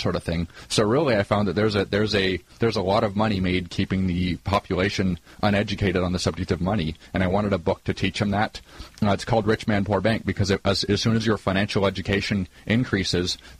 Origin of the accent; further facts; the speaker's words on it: Canada; I grew up in Canada in a lower middle-income family